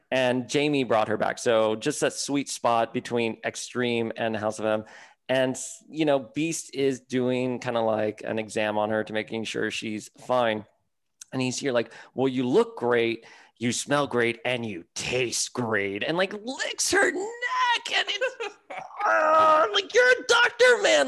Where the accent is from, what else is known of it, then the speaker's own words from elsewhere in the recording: Miami, Florida, United States; I grew up in Miami, con mi abuela on Calle Ocho